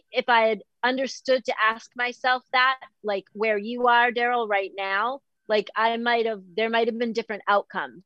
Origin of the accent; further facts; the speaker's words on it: Boston, Massachusetts, United States; I'm from Boston